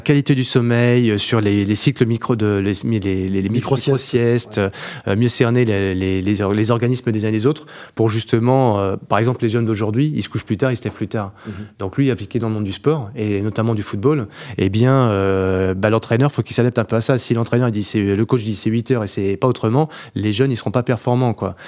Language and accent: French; Beauvais, Hauts-de-France, France; je suis de Beauvais